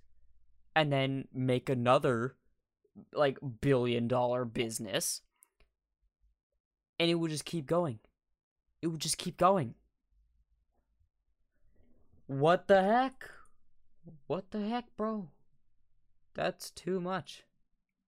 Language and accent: English; United States; that's what I am, an American. True American right here.